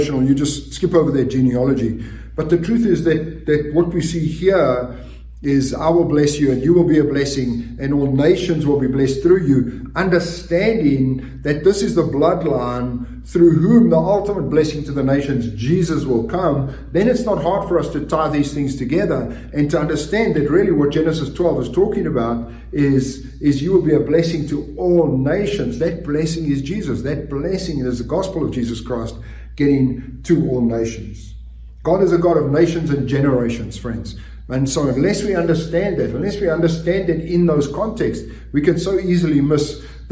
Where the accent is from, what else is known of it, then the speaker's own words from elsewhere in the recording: South Africa; moved away; for us growing up in South Africa, part of our curriculum from junior school to high school, we actually had a Bible class